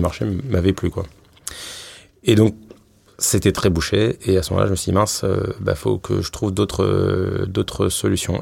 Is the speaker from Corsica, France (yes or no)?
no; Paris, Île-de-France, France; je suis né à Paris